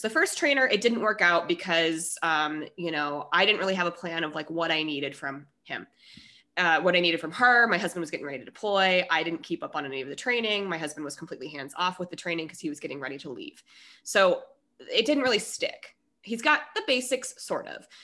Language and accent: English; Colorado, United States; moved away as an adult; also born or lived in Minnesota; now in California, United States; I was born in Minnesota. I moved to Colorado now. It's ten, so I'm from Colorado mostly.